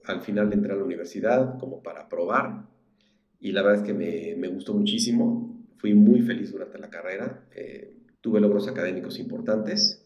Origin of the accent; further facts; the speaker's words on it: Querétaro, Mexico; also born or lived in Mexico City; Soy prácticamente queretano, nací en la Ciudad de México.